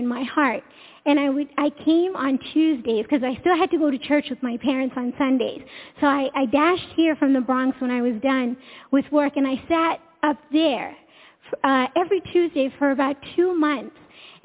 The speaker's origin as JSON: {"language": "English", "country": "India", "also_born_or_lived": "Long Island, New York", "said": "I come from India, and so my parents raised us to get an education, start a family"}